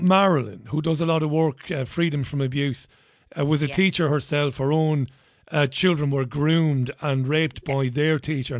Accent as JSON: {"language": "English", "town": "Ballybay", "region": "County Monaghan", "country": "Ireland", "tie": "born or raised there", "said": "I grew up in Priory Lawn in Ballybay."}